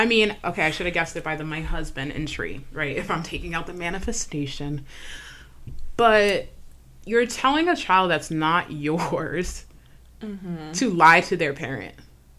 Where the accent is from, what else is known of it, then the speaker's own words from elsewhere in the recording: Jamaica; We're Jamaican, by the way, y'all.